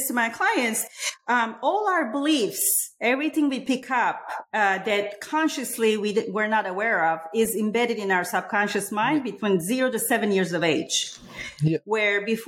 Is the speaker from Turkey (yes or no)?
yes; Istanbul, Turkey; now in United States; I grew up in Istanbul, Republic of Turkey